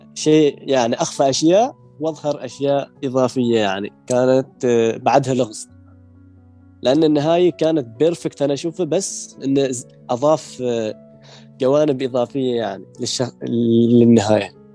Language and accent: Arabic; Oman; من سلطنة